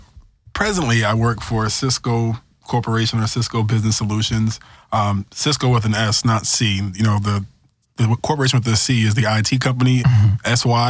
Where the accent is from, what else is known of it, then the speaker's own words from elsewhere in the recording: New York, United States; Well, I'm from New York, so that's my hometown.